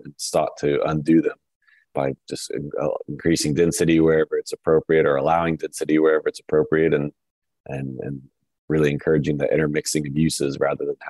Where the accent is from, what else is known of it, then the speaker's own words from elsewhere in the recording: Tulsa, Oklahoma, United States; moved away as an adult; also born or lived in Kansas City; now in Fayetteville, United States; I grew up in Tulsa, Oklahoma.